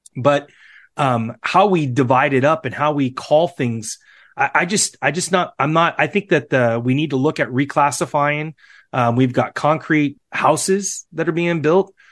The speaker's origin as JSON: {"language": "English", "town": "Seattle", "region": "Washington", "country": "United States", "said": "I'm from Seattle"}